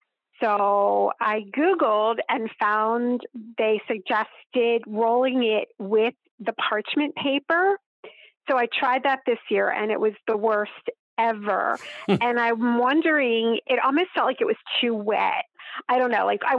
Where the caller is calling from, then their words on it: Philadelphia, Pennsylvania, United States; Outside of Philadelphia.